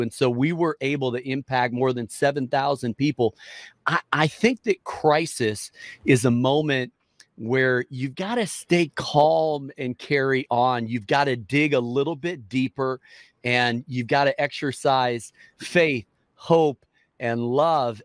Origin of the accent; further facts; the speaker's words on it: Minneapolis, Minnesota, United States; moved away as an adult; also born or lived in Chicago, Illinois; now in Washington, D.C., United States; I was born in Minneapolis. And so I, I grew up uh, in the Midwest